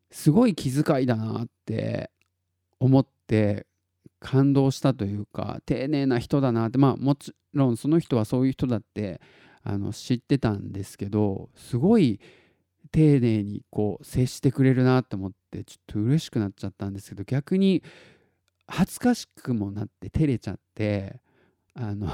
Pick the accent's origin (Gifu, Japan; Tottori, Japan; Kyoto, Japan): Tottori, Japan; born there; 僕あの自己紹介で鳥取生まれギターポップ育ちって言ってるじゃないですか